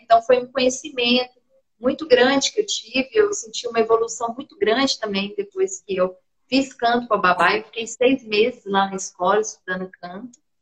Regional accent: Ponte Nova, Minas Gerais, Brazil; moved away as an adult; now in Belo Horizonte, Brazil; lá na minha cidade, em Ponte Nova

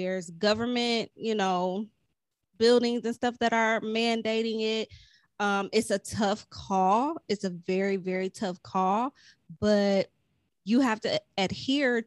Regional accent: Ohio, United States; I'm from Ohio.

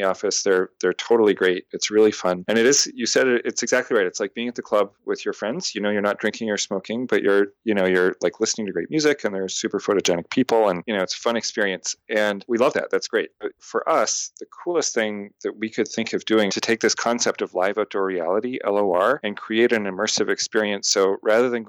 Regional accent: Canada; also born or lived in Montreal; now in Boston, United States; I'm a Canadian living in America

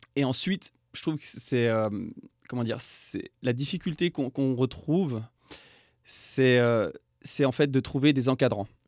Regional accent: France; moved away as an adult; now in Yukon, Canada; je suis français, expatrié au, Yukon

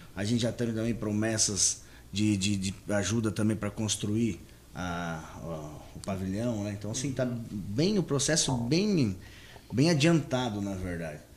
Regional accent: Paraná, Brazil; also born or lived in Sorriso, Mato Grosso / Rio Grande do Sul; now in Confresa, Brazil; Eu venho do Sul, venho do Paraná. Meu pai é do Rio Grande do Sul uhum. e eu sou do Paraná, mas morei muito tempo lá.

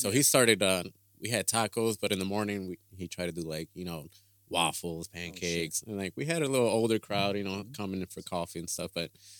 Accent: Chicago, Illinois, United States; moved away; I'm from Chicago.

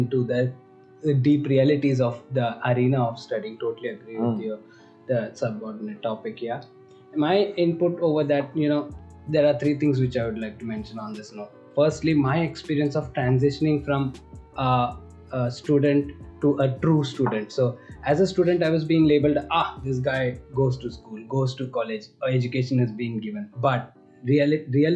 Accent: India; moved away

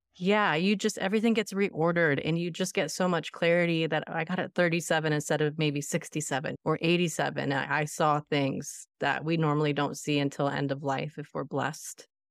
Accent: Florida, United States; also born or lived in Outer Boston area, Massachusetts; I'm in Florida, and I've been here since I was five. We are from the Outer Boston area, and our family were New Englanders

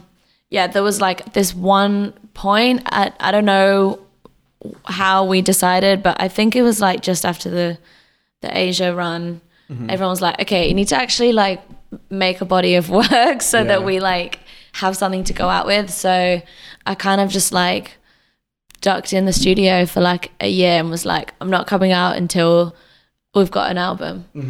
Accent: Derby, East Midlands, United Kingdom; I guess growing up in England was like very Britpop and rock and stuff.

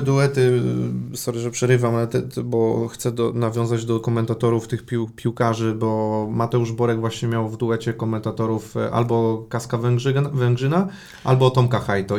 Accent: Łódź Voivodeship, Poland; now in Poznań, Poland; ja pochodzę z Podłodzi

